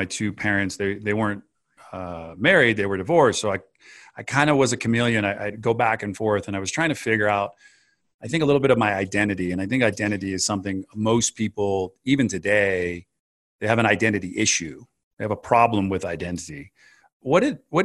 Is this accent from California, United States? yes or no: yes; California, United States; moved away as an adult; now in Colorado, United States; I'm a California native. That's where I grew up. I live in Colorado now